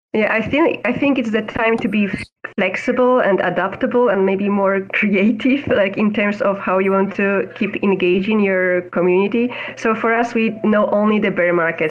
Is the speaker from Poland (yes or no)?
yes; Poland; now in Amsterdam, Netherlands; I am based in Amsterdam in the Netherlands, although I'm originally from Poland